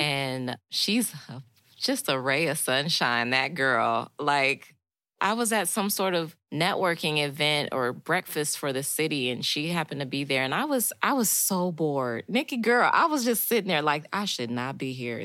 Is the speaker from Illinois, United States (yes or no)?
yes; Chicago, Illinois, United States; now in Knoxville, United States; I'm from Chicago, Illinois, so I'm definitely not from the South